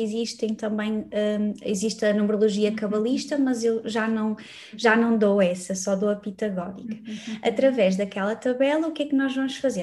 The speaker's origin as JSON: {"language": "Portuguese", "town": "Braga", "region": "Norte", "country": "Portugal", "tie": "born or raised there", "moved": "as an adult", "lives_now": "Lisbon, Portugal", "said": "eu sou uhum. natural de Braga, não, acabei por não dizer aqui, mas eu nasci em Braga"}